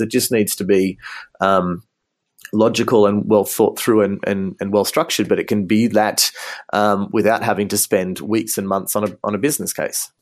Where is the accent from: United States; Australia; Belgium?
Australia; moved away as an adult; also born or lived in Ghana; now in Munich, Germany; as you can probably hear from my accent, um, I'm originally from Australia, and I studied optometry in Sydney